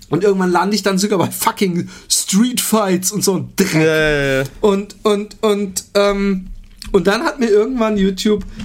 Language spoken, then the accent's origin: German; Austria; Und als Österreicher schämt man sich wahrscheinlich zu Unrecht